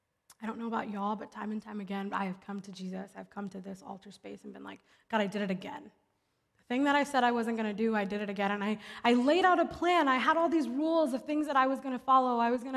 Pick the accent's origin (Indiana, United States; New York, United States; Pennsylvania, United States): Pennsylvania, United States; Philadelphia; I grew up in Philly, and so we do a Philly stop.